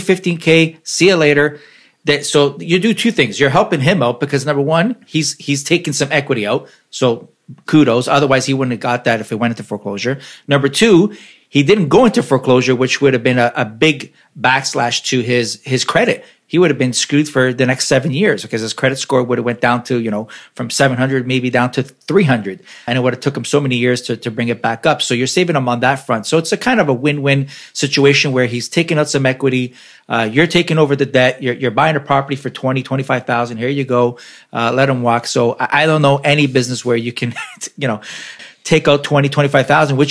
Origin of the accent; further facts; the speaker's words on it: Toronto, Ontario, Canada; I'm from Toronto